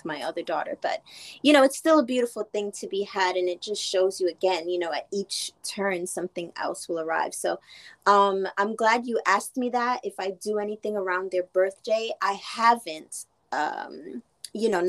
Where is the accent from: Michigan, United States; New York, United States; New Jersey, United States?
New York, United States; Growing up in New York, but having Trinidadian cultural background